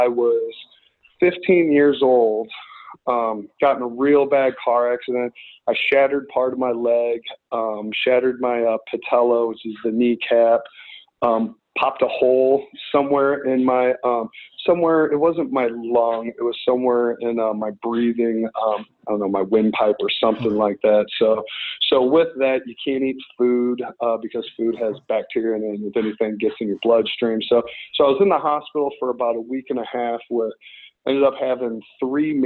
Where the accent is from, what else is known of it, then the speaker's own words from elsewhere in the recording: St. Louis, Missouri, United States; moved away as an adult; now in Los Angeles, United States; I grew up right outside of St. Louis and then moved into St. Louis in my preteen days